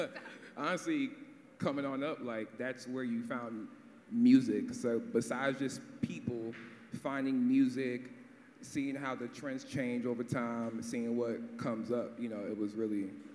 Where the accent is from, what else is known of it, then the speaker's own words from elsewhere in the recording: Atlanta, Georgia, United States; growing up in Atlanta